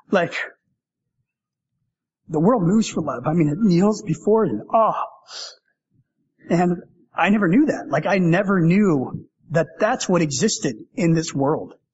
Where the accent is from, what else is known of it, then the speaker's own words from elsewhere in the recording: Canada; And I love being Canadian. Like I honestly love being Canadian, and I love Toronto.